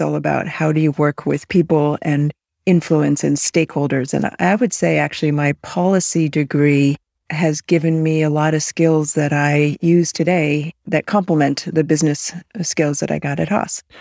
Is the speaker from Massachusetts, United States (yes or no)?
yes; outside of Boston, Massachusetts, United States; also born or lived in Malaysia; I was raised on the East Coast outside of Boston